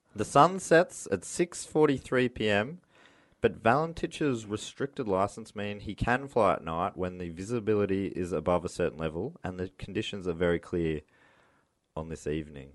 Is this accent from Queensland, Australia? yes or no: no; Moorabbin, Victoria, Australia; I grew up in Moorabbin